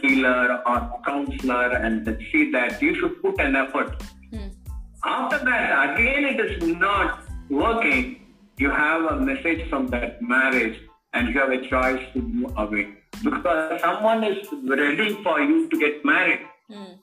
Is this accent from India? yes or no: yes; Kerala, India; I was from Kerala